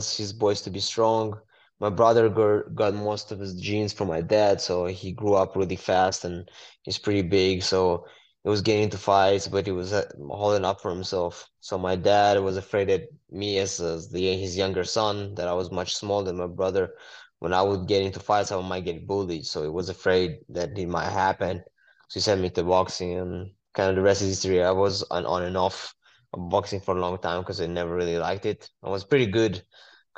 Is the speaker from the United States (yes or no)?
no; Israel; I was born and raised in Israel